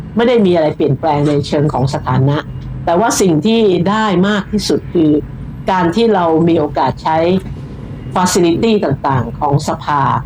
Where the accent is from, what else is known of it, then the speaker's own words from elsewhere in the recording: Bangkok, Thailand; พี่เป็นคนกรุงเทพพี่เกิดพี่โตพี่ทำงานอยู่ในกรทม